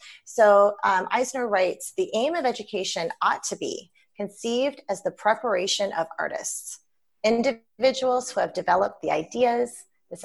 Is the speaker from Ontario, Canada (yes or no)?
no; British Columbia, Canada; I'm from British Columbia